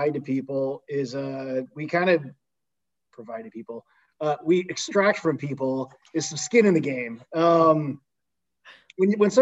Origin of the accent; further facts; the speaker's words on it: Tecumseh, Michigan, United States; I'm from Tecumseh